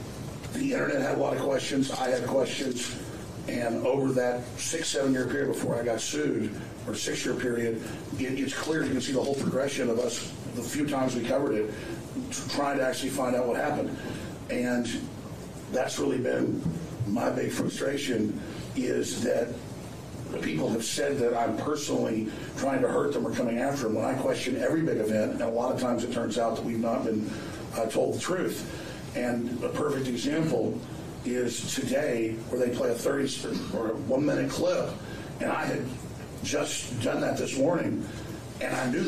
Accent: Rockwall, Texas, United States; also born or lived in Dallas, Texas; now in Austin, United States; I first was born in Dallas, then I grew up in a suburb of Dallas called Rockwell.

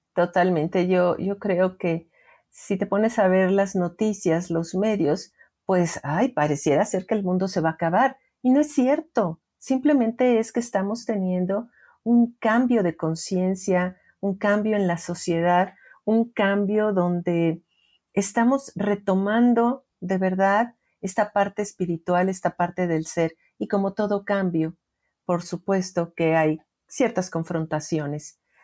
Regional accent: Mexico; en mi país, que es México

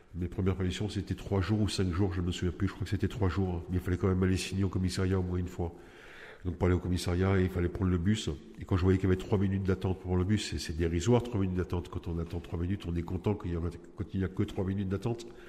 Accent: Nice, Provence-Alpes-Côte d'Azur, France; j'ai 49 ans, je viens de Nice.

